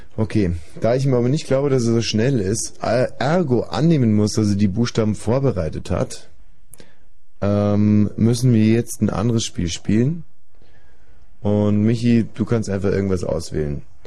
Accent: Landsberg am Lech district, Bavaria, Germany; ich bin im Landkreis Landsberg am Lech aufgewachsen

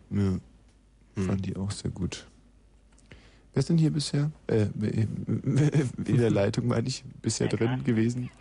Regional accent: Eching am Ammersee, Bavaria, Germany; ich bin ja in Bayern aufgewachsen, und zwar in einer sehr stillen, einsamen Gegend am Ammersee in Eching

